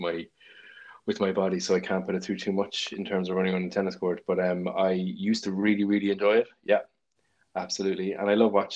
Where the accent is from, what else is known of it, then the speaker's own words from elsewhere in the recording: Cork, Munster, Ireland; I'm from Ballyvlan in Cork, and there was a stream near our school